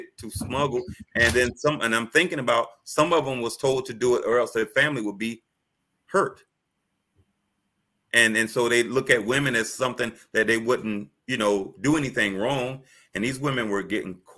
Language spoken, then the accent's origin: English; Miami, Florida, United States; growing up in Miami